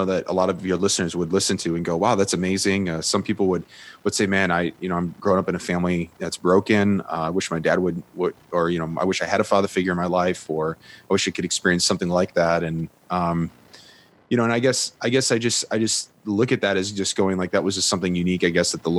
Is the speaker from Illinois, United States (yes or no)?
yes; Chicago, Illinois, United States; I'm from Chicago.